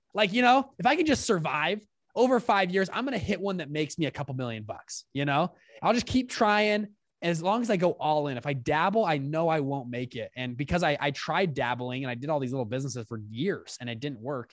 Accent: South Salt Lake, Utah, United States; I grew up in Utah, South Salt Lake

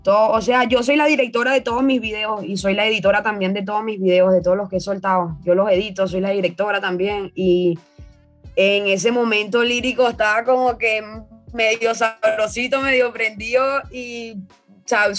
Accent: Venezuela; moved away as an adult; also born or lived in Caracas; now in Lima, Peru; cuando salí de allá de Venezuela

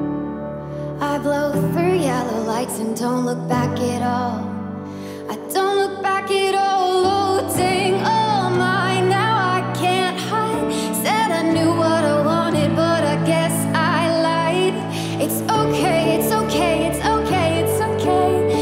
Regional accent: Zanesville, Ohio, United States; I'm from Zanesville, Ohio.

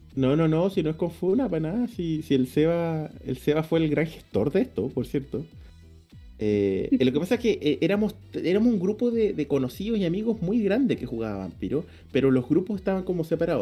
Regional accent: Puerto Montt, Los Lagos, Chile; moved away; yo soy de Puerto Montt y todo mi grupo de allá

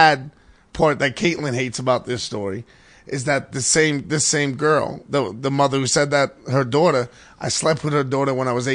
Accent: New York City, New York, United States; Grew up in an all Irish neighborhood in the Bronx

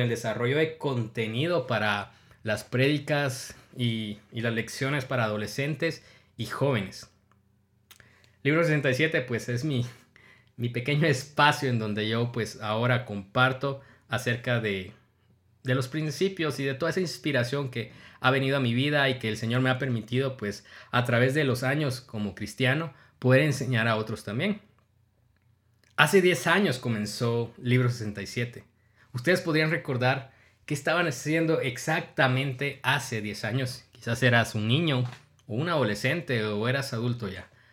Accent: Guatemala; yo tengo 31 años, soy guatemalteco

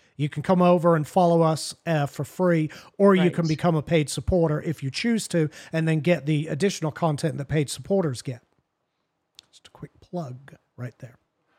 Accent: Martha's Vineyard, Massachusetts, United States; Listen, I'm from Martha's Vineyard. What can I say?

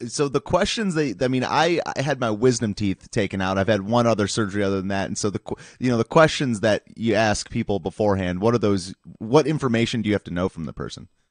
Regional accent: Michigan, United States; moved away; also born or lived in East Lansing; I'm from Michigan originally

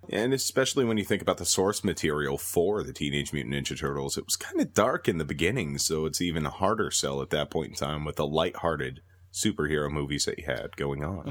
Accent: Minnesota, United States; moved away as an adult; now in Calgary, Canada; born and raised in Minnesota, ended up moving up to Calgary a while ago

